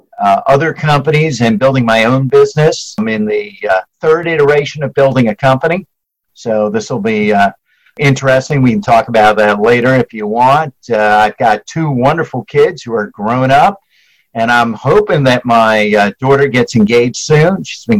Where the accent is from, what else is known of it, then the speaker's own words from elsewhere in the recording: New York, United States; I grew up in New York, spent most of my early life up in New York, went to school there, went to college there, worked in New York City for years.